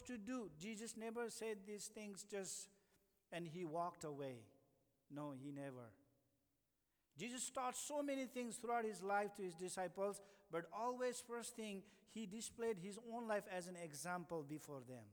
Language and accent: English; India; now in United States; I'm from India